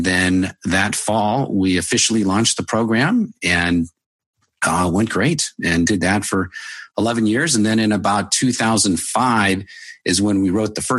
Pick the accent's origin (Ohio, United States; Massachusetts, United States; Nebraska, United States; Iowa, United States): Nebraska, United States; Omaha; when I was growing up, I grew up in Omaha, Nebraska